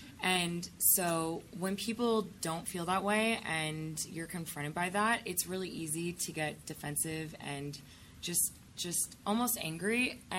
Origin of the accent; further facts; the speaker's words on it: the South, United States; I come from the South